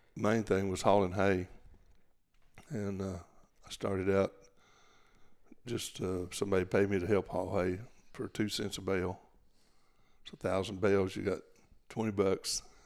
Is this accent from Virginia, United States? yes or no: no; Gatesville, Texas, United States; I was born there. We, we actually lived, uh, in a little town called Rumley on the Lampasas River toward Lampasas